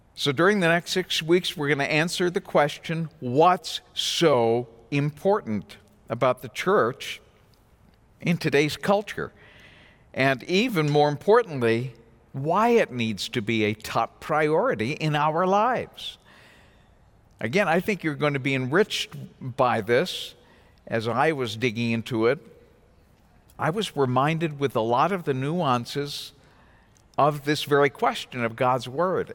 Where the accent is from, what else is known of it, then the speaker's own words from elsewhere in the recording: New England, United States; moved away; I come from New England